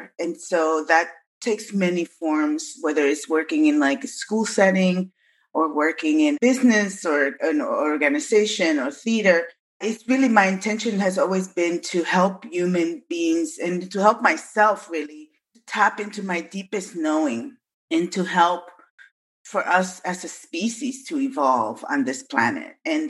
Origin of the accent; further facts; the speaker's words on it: Bronx, New York, United States; also born or lived in Massachusetts; now in Seattle, United States; I came from the South Bronx with my family. So I lived in the South Bronx and in New York and then in Massachusetts, and then migrated to the Pacific Northwest in 1998.